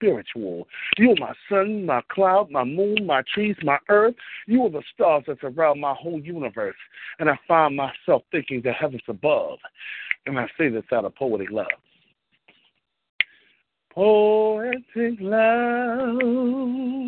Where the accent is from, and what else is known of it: Richmond, Virginia, United States; born or raised there; also born or lived in Washington, D.C.; now in New York, United States